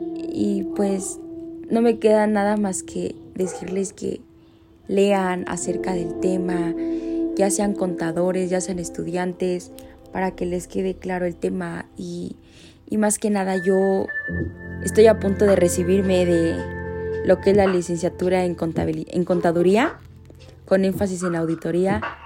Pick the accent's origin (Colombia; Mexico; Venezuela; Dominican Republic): Mexico; uno como mexicano